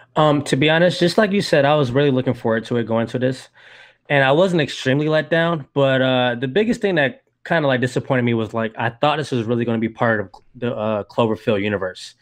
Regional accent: Georgia, United States; moved away as an adult; now in Saint Petersburg, United States; I'm originally from Georgia. I recently moved to Florida in, uh, two thousand twelve.

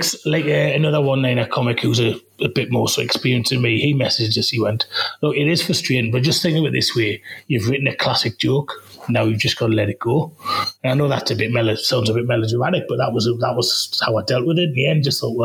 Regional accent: Walsall, West Midlands, United Kingdom; When I was younger, growing up in Walsall, we didn't have much money.

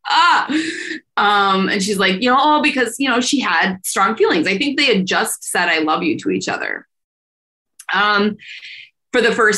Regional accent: Fox Valley, Wisconsin, United States; I was still growing up in the Fox Valley

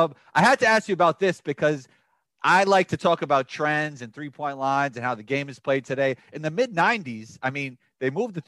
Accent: New York City, New York, United States; where I grew up in Riverdale

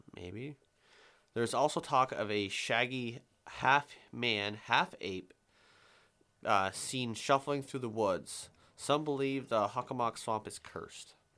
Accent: Vermont, United States; We have an accent by region of our fucking whole state, south to north. If you go sou-, southern Vermont

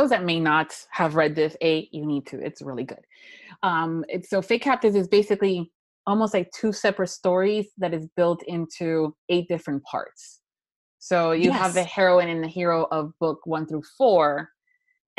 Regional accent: Miami, Florida, United States; born and raised in Miami

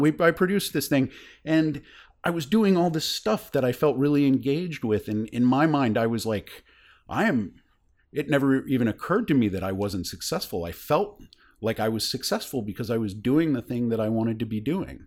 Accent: North Carolina, United States; moved away as an adult; also born or lived in Boston; I grew up in North Carolina

